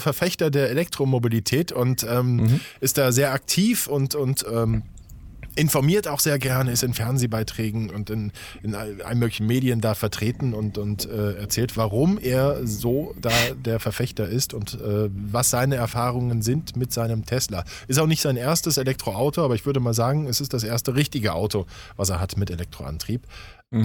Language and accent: German; Saarland, Germany; ich bin im Saarland geboren und groß geworden.